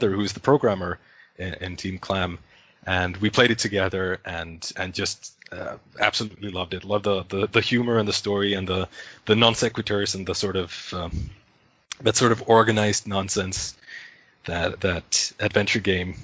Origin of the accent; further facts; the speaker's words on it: Finland; I am from Finland